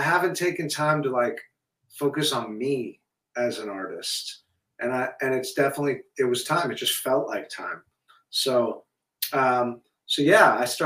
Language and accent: English; Hawaii, United States; now in Malibu, United States; I grew up in Hawaii